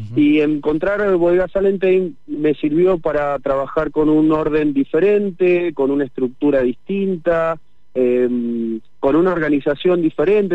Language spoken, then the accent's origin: Spanish; Mendoza, Argentina; yo como mendocino